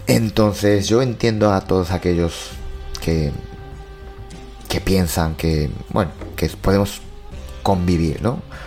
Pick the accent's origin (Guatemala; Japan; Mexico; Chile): Japan; mi pueblo ya es así, hay cada año pues cartel, ¿no? Cartel de cuidado con osos